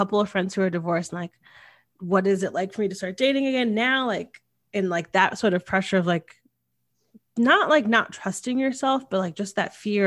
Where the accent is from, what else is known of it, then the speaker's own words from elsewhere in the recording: Connecticut, United States; I grew up in Connecticut and it's a very traditional place.